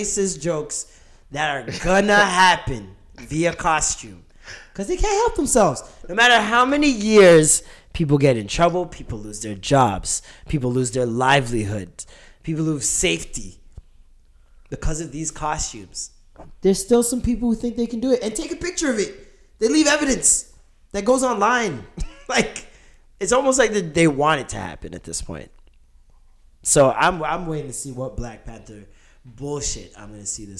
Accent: Jamaica; I'm Jamaican

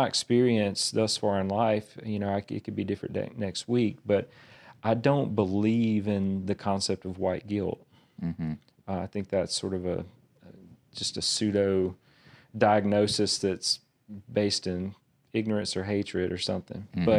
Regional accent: Verona, United States; So I grew up on Martin Luther King Drive in a little town called Verona. And so it's very much a marginalized part of town

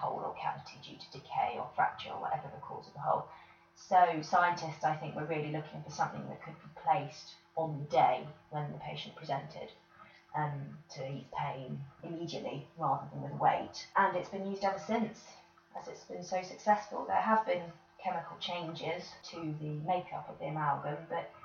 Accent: Bedfordshire, East of England, United Kingdom; now in North Oxfordshire, United Kingdom; I'm from Bedfordshire originally, currently living in North Oxfordshire.

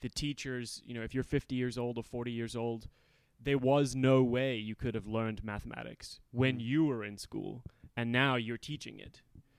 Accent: Cape Town, Western Cape, South Africa; now in United States; South Africa, yeah. So when I was about seven, we had the first free and fair elections, where basically there was the first elections where black people could vote.

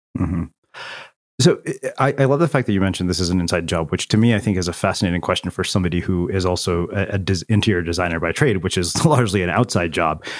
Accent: small Texas town, United States; born or raised there; moved away

